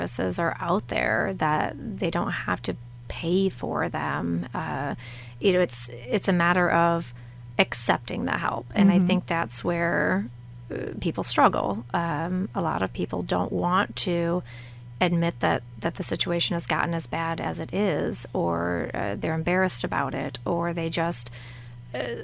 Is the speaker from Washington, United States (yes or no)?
no; Centreville, Michigan, United States; I'm from St. Joseph County originally, born and raised here from Centerville